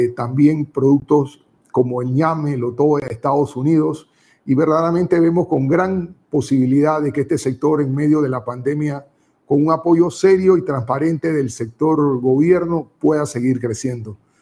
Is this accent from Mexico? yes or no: no; Panama; Nosotros queremos como panameños